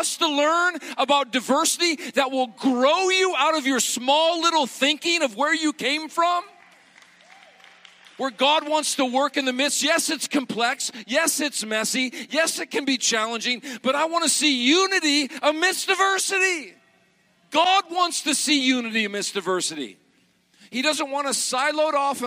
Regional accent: Montana, United States; moved away as an adult; also born or lived in South Carolina; I was raised in Montana as a kid

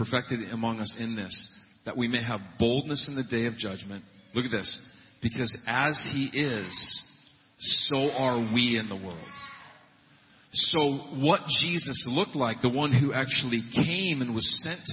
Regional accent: Montana, United States; I was raised in the Pacific Northwest of Montana

